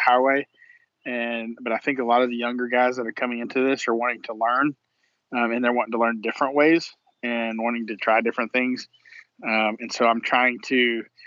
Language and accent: English; Texas, United States; we're from Texas